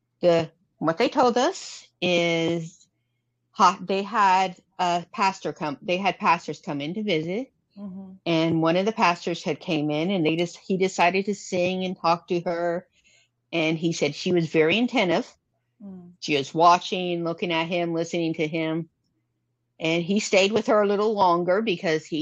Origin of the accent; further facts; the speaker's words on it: Florida, United States; now in South Carolina, United States; I'm from Florida